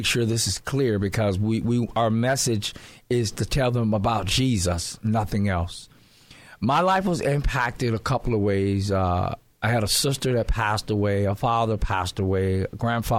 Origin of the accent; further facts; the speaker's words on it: Compton, California, United States; I was born and raised in Compton, California. That's where I was originally from